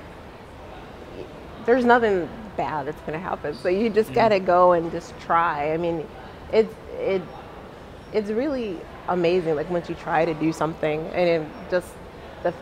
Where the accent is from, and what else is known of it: United States